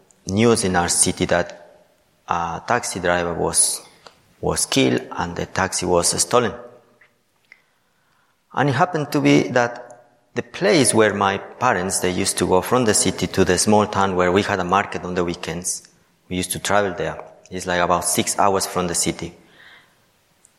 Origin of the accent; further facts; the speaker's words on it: Ecuador; moved away; I am from Ecuador.